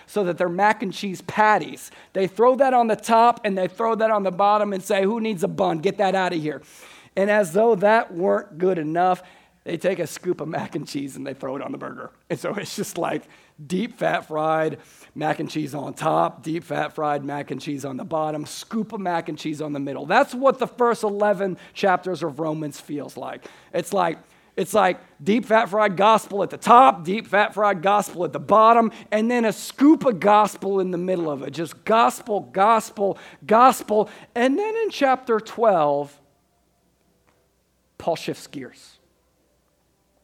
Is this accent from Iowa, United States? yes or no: yes; Des Moines, Iowa, United States; I was from Des Moines